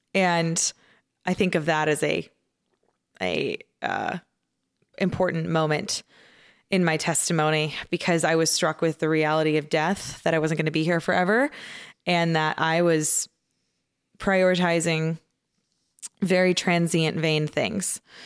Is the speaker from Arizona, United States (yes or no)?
yes; outside of Phoenix, Arizona, United States; I grew up in a kind of your, your average Baptist church, um, outside of Phoenix, Arizona